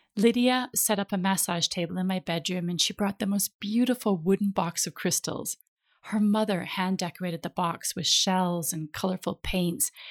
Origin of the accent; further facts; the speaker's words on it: Minnesota, United States; also born or lived in California; now in Ibiza, Spain; I'm from Minnesota, which is the land of ten thousand lakes